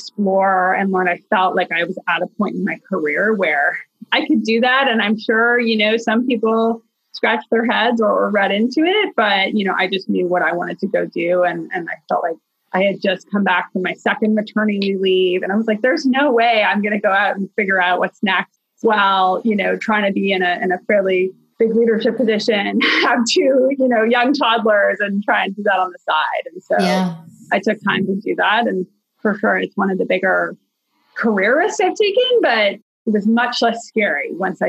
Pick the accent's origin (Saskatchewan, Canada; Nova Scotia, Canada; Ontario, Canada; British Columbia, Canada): Ontario, Canada; Toronto; moved away as an adult; also born or lived in Boston; now in Chicago, United States; I grew up in Toronto